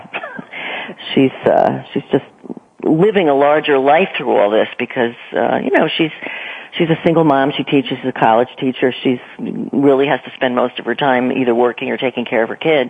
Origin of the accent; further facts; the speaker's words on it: near New Haven, Connecticut, United States; moved away as an adult; also born or lived in New York / Boston; I grew up in New England. I grew up in Connecticut near New Haven